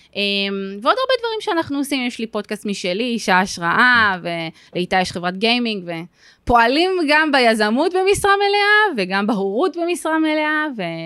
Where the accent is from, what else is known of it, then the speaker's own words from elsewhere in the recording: Givatayim, Tel Aviv District, Israel; אני במקור מגבעתיים